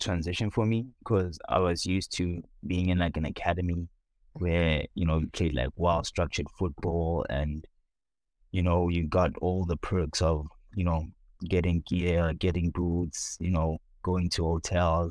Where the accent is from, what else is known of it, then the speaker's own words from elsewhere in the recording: Soweto, Gauteng, South Africa; moved away as an adult; also born or lived in Lansing, United States; now in San Diego, United States; born and raised in South Africa, Soweto